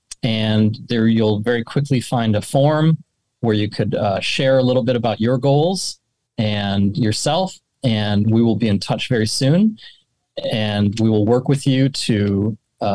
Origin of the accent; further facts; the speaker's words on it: St. Paul, Minnesota, United States; I grew up in St. Paul, Minnesota